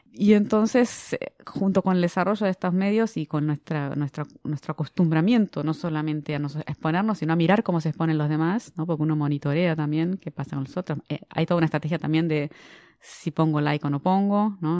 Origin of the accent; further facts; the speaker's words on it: Argentina; moved away as an adult; now in Brazil; soy argentina, pero vivo en Brasil hace 25 años